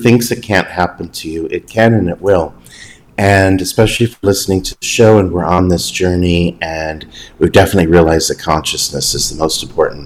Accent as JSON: {"language": "English", "region": "Southern California", "country": "United States", "also_born_or_lived": "Brazil / Ireland", "moved": "as an adult", "said": "I am from Southern California, and at the moment I'm a bit of a digital nomad"}